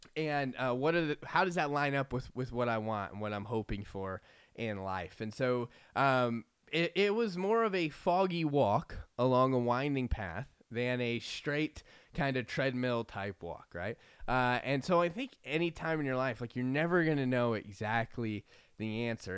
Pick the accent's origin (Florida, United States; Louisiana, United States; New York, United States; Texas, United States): Florida, United States; moved away; I grew up in Florida